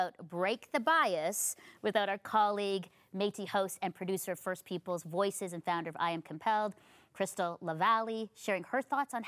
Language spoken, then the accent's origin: English; Philippines; I think as a, you know, brown, as a Filipino woman, there was always like, I had to fight so hard to get there.